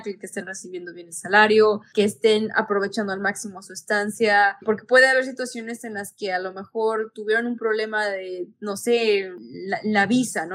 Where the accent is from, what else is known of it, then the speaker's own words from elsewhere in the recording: Mexico; moved away as an adult; also born or lived in Manchester, England; now in Montreal, Canada; soy mexicana